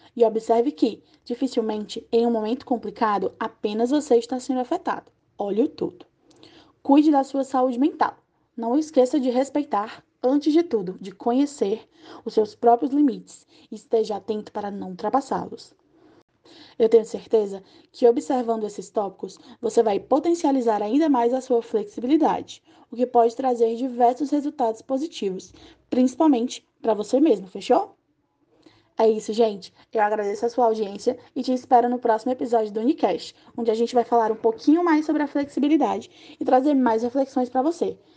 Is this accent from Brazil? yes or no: yes; Brazil